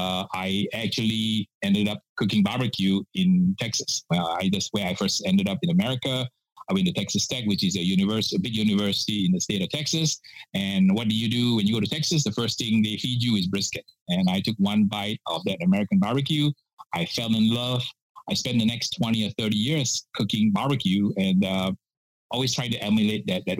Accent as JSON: {"language": "English", "region": "Penang", "country": "Malaysia", "tie": "born or raised there", "also_born_or_lived": "Singapore", "moved": "as an adult", "lives_now": "United States", "said": "I grew up in Malaysia and from the island of Penang."}